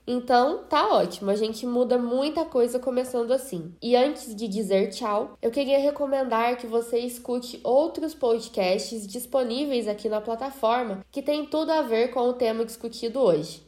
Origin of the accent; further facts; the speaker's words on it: Brazil; nós somos brasileiras, lindas, maravilhosas, vivemos num país quente